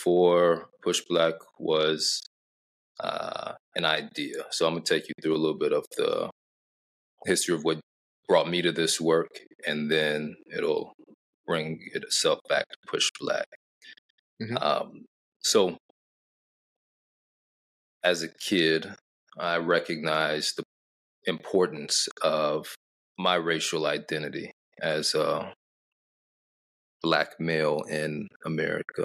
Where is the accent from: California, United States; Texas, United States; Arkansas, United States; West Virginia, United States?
Arkansas, United States; my grandfather was a civil rights attorney and state legislator in my hometown of Arkansas